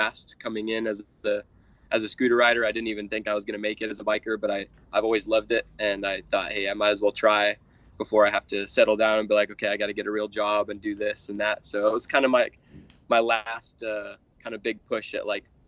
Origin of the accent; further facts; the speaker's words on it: Lancaster, California, United States; now in Lake Havasu City, United States; I grew up in Lancaster, California